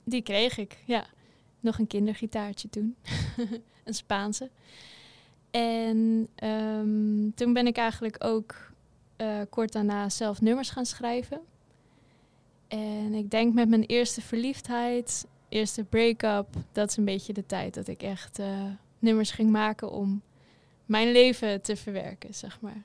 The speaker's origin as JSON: {"language": "Dutch", "area": "Assendelft", "region": "North Holland", "country": "Netherlands", "tie": "born or raised there", "also_born_or_lived": "Wageningen", "moved": "as an adult", "lives_now": "Huissen, Netherlands", "said": "Ik kom uit Ozaan en dat ligt bij Amsterdam in de buurt. Daar ben ik opgegroeid"}